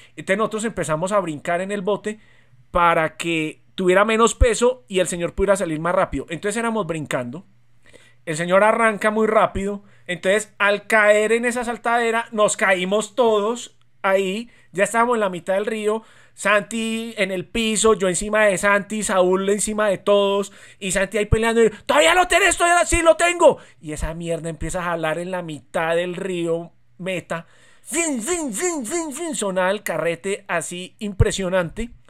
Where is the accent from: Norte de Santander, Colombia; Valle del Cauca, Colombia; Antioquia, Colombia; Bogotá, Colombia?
Antioquia, Colombia; Medellín; now in Bogotá, Colombia; nosotros evidentemente nacimos en Medellín